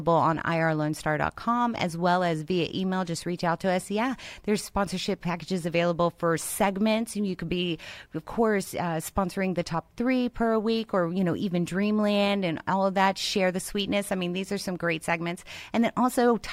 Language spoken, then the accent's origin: English; Houston, Texas, United States; moved away as an adult; now in Conroe, United States; I grew up in Houston